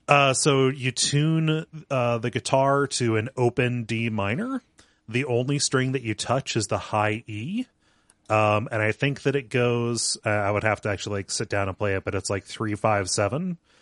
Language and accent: English; small town Ohio, United States; I grew up around here. I'm not currently living in the town where I grew up. I'm one town over